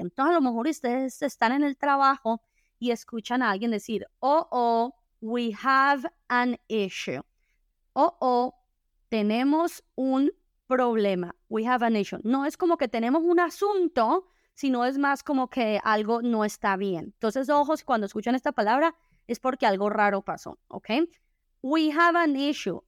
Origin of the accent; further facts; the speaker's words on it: Colombia; en mi país, que es Colombia